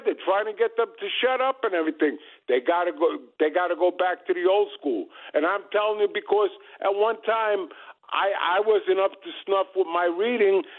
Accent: New York City, New York, United States; I'm from Brooklyn

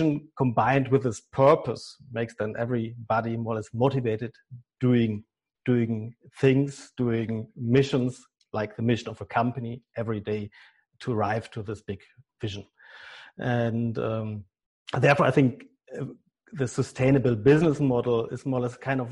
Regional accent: Germany; accent: German; English is a second language; my German accent

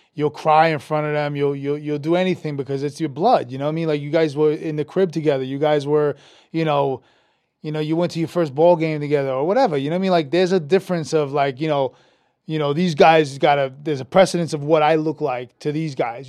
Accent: New York City, New York, United States; also born or lived in Brooklyn; I'm from Queens, so very similar to the world of Jersey

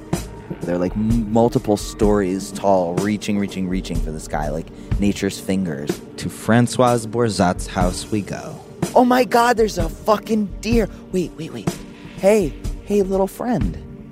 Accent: New York City, New York, United States; I'm from New York City, so this is like nurturing.

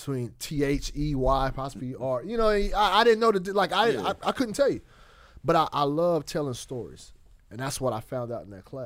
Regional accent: Fresno, California, United States; moved away as an adult; also born or lived in Portland; Fresno, California, born and raised, never really left that city

